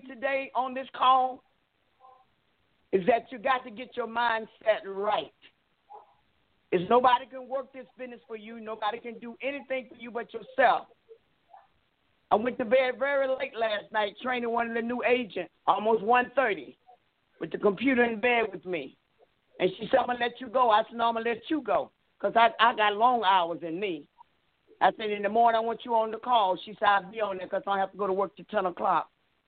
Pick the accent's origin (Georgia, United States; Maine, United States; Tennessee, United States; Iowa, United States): Georgia, United States; Albany; I'm from Albany, Georgia